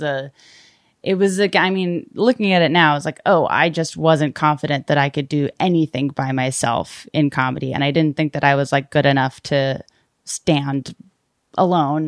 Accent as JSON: {"language": "English", "town": "Brockton", "region": "Massachusetts", "country": "United States", "tie": "born or raised there", "moved": "yes", "said": "I grew up in, uh, Massachusetts, in Brockton, Mass, and most of my family is still over there now"}